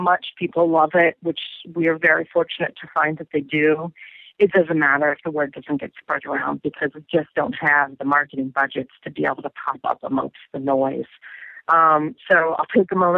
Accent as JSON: {"language": "English", "region": "Northern Virginia", "country": "United States", "tie": "born or raised there", "said": "I grew up in Northern Virginia, outside of D.C."}